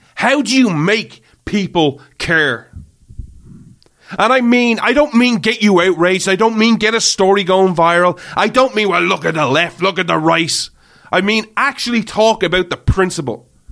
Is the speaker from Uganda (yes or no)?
no; Ireland; I grew up in Ireland. I live in Ireland